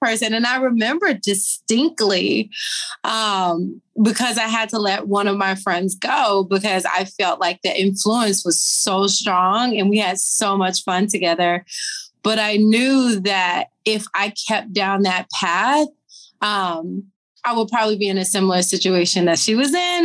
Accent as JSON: {"language": "English", "region": "Tennessee", "country": "United States", "said": "I'm from Tennessee. So I'm a Southern girl."}